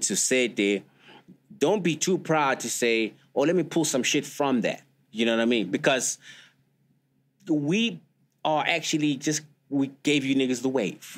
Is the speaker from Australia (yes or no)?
no; South Africa; that's where we come from, like as South African.